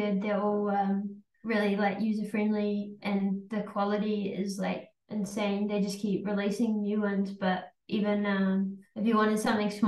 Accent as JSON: {"language": "English", "country": "New Zealand", "said": "we're from New Zealand."}